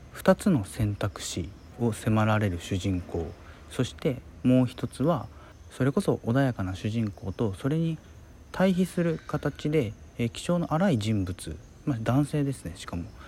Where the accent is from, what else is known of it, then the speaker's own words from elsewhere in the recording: Hiroshima, Japan; 僕の広島の、まあ、地元のですね